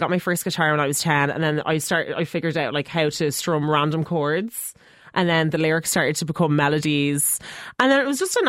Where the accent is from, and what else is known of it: Dublin, Leinster, Ireland